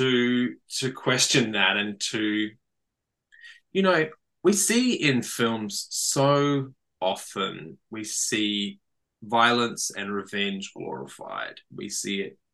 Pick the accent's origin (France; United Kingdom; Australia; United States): Australia; as a man growing up in Australia